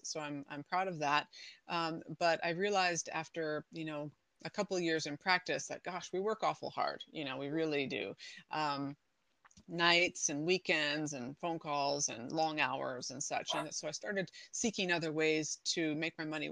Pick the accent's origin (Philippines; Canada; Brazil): Canada; moved away as an adult; now in San Diego County, United States; I am from Canada originally.